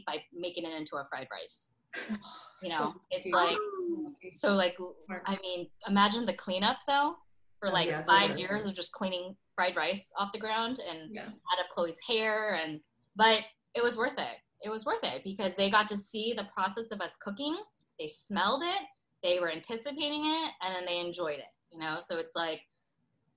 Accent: United States; I'm Korean American

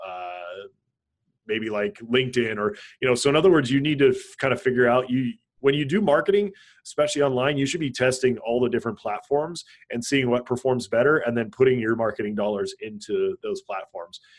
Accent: Hawaii, United States; I grew up in Hawaii, so uh, there's a lot of uh, Asian culture and influence in Hawaii

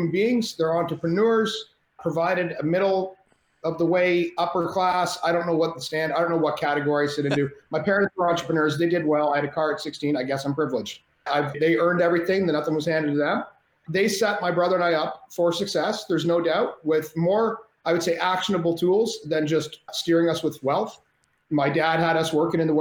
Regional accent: Canada; I'm Canadian

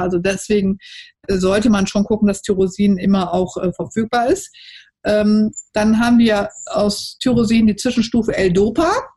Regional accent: Cologne, North Rhine-Westphalia, Germany; sage ich als Kölnerin

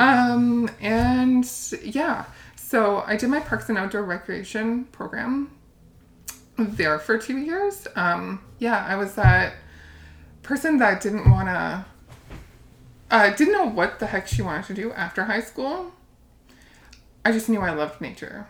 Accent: Windsor, Ontario, Canada; moved away as an adult; also born or lived in Calgary / Austria; i grew up in windsor ontario um, but previous to that, um, so I moved to Windsor when I was, I think, 4

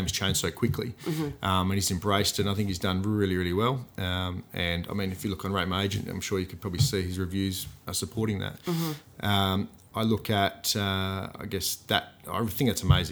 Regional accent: Gosnells, Western Australia, Australia; I'm from Gosnells.

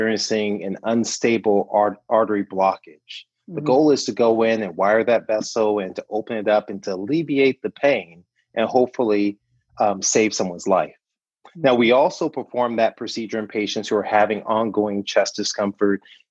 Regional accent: Compton, California, United States; any good native Southern Californian. I grew up in Compton, California

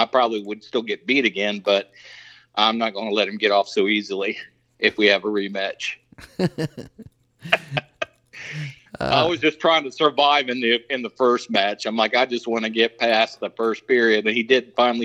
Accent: Germantown, Ohio, United States; I grew up in the Dayton, Ohio area in a small town called Germantown.

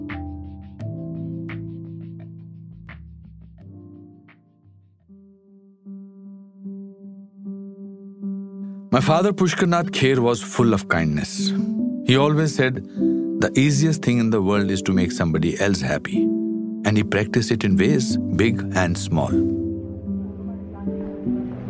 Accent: Shimla, Himachal Pradesh, India; my hometown, Shimla.

